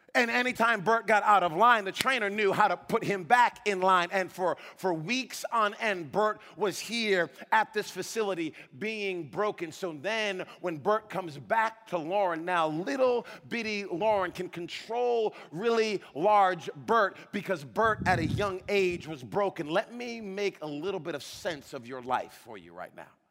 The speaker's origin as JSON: {"language": "English", "town": "Providence", "region": "Rhode Island", "country": "United States", "tie": "born or raised there", "said": "We, we grew up in Providence, Rhode Island. I grew up in the inner city uh, uh of Providence, Rhode Island."}